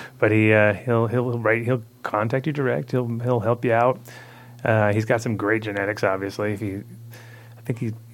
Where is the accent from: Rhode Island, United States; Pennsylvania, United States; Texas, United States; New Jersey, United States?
Rhode Island, United States; moved away; I grew up in Rhode Island when I was a kid